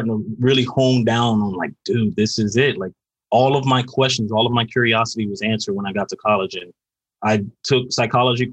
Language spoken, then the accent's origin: English; Carol City, Florida, United States; I grew up in Carroll City, you know, Florida